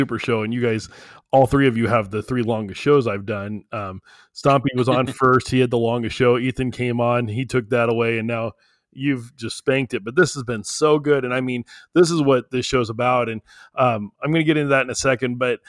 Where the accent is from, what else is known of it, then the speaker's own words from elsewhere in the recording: New Mexico, United States; I'm in Midland, Texas right now. I'm from New Mexico, but I'm down in Midland.